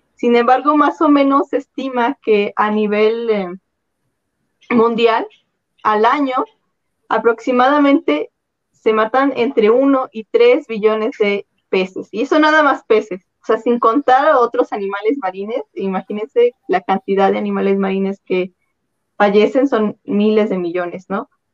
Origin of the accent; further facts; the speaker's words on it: central Mexico, Mexico; somos mexicanos, ah, nosotros casi no consumimos peces, ¿no? Nosotros casi no consumimos, o por lo menos aquí en el centro del país